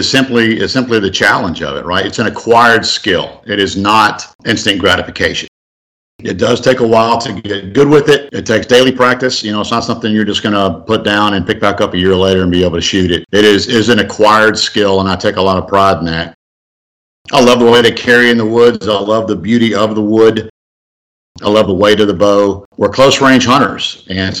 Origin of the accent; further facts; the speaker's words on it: Marietta, Georgia, United States; also born or lived in Augusta, Georgia; I was born in Augusta and grew up in Marietta